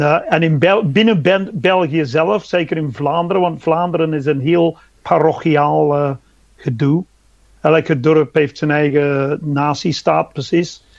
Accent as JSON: {"language": "Dutch", "region": "England", "country": "United Kingdom", "tie": "born or raised there", "second_language": "Dutch", "moved": "as an adult", "lives_now": "Belgium"}